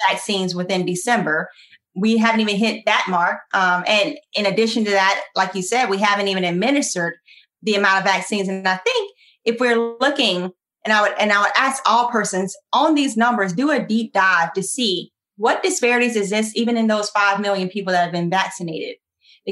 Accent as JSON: {"language": "English", "country": "United States", "accent": "country", "lives_now": "Virginia, United States", "said": "my country accent"}